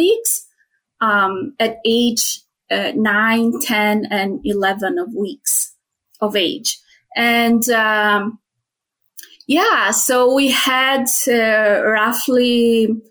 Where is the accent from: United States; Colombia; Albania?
Albania; Tirana, Tirana County; moved away as an adult; also born or lived in Spain; now in Edmonton, Canada; I was born and raised in Albania, in Tirana